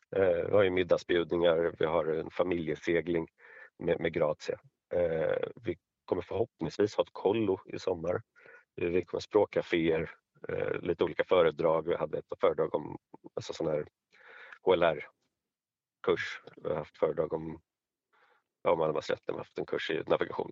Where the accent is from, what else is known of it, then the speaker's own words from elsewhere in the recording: Stockholm, Stockholm County, Sweden; jag är stockholmare och bor i Stockholm